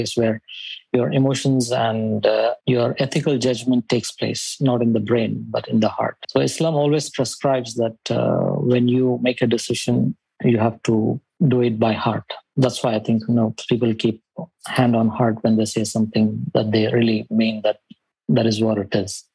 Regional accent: India; moved away as an adult; also born or lived in Saudi Arabia; now in Dubai, United Arab Emirates; I'm from India. And I've been living in Dubai for almost 15 years now

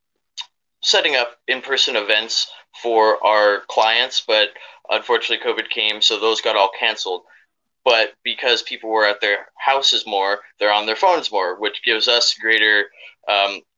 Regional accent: San Diego, California, United States; we moved down to San Diego when I was 10

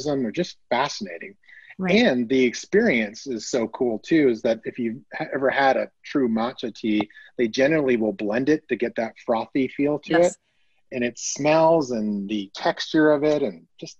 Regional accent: Canada; moved away as an adult; now in United States; I'm Canadian born and raised

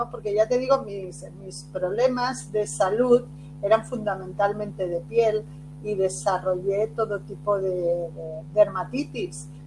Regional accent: Barcelona, Catalonia, Spain; also born or lived in Castellón / Cuenca; nací en Castellón, a los cinco años me, me llevan a la provincia de Cuenca, todo esto España, las raíces de, mi familia y a los nueve años, cerca de los nueve años, me trasladan a Barcelona

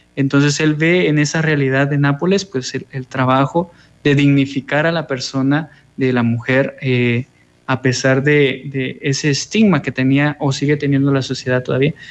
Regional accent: Guatemala City, Guatemala Department, Guatemala; moved away as an adult; now in El Salvador; soy guatemalteco, eh, viví eh, 22 años en la ciudad de Guatemala, en la zona 11

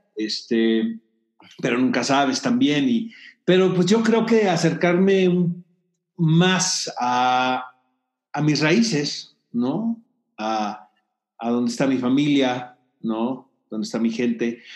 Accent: Tijuana, Baja California, Mexico; now in Mexico City, Mexico; no soy de aquí, soy de Tijuana, pero me considero chilango adoptado

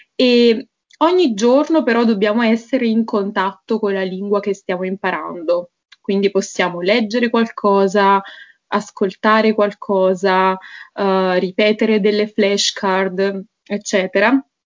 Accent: Naples area, Campania, Italy; first language Italian; moved away as an adult; now in Bratislava, Slovakia; io sono di Napoli, sono di una città vicino Napoli in realtà

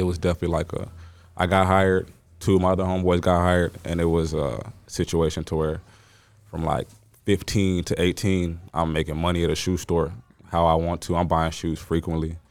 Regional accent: Mesquite, Texas, United States; also born or lived in Dallas, Texas / Lubbock, Texas; I grew up in Mesquite from, you know, just high school, middle school

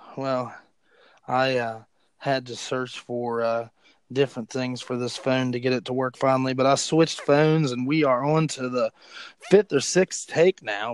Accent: West Virginia, United States; I'm from West Virginia.

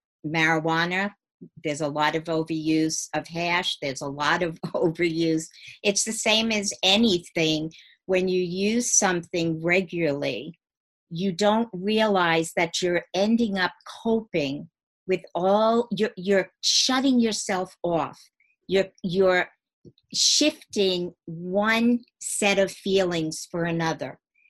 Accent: New York, United States; I grew up in Long Island. I lived in a nice home.

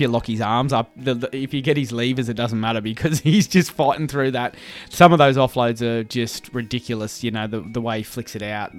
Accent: Brisbane, Queensland, Australia; we grew up, mm, born and bred in Brizzy, lived here all our lives

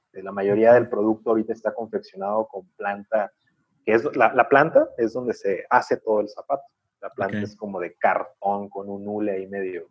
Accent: Mexico; como mexicanos

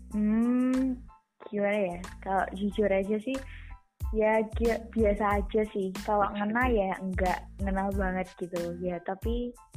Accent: Sukoharjo, Central Java, Indonesia; aku sih dari Sukoharjo

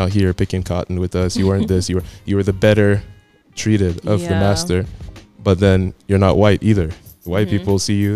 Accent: Arizona, United States; also born or lived in California; I was born in California. I used to live there for a little bit, but basically raised in Arizona for most of my life

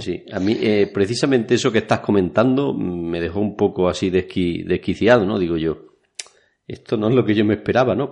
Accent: Spain; en mi pueblo que era pequeño, por aquel entonces habría 10 o 12 mil habitantes. Vamos, donde yo viví la juventud

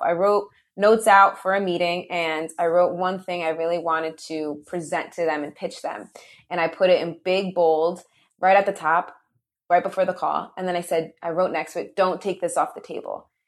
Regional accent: New Jersey, United States; I'm from New Jersey, born and raised, proud Jersey girl

